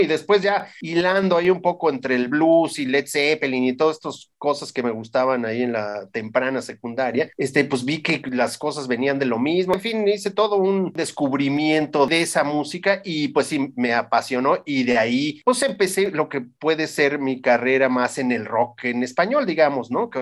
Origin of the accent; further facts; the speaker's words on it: Mexico; como mexicanos